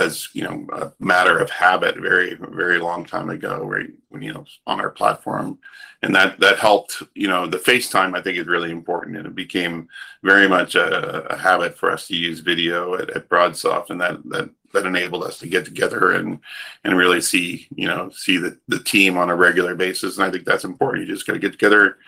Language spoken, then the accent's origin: English; Woodstock, New Brunswick, Canada; moved away as an adult; also born or lived in Toronto; We grew up in a dairy farm in East Coast Canada, in a little town called Woodstock, New Brunswick